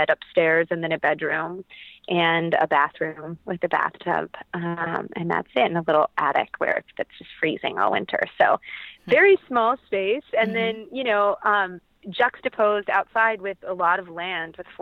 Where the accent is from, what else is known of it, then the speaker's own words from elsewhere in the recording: Columbus, Ohio, United States; I grew up in Columbus, Ohio